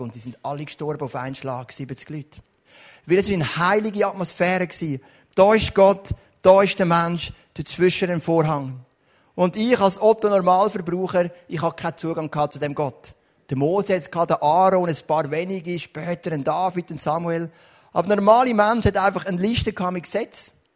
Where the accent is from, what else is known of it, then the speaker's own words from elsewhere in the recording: Switzerland; bin ich aufgewachsen in Rockkreuz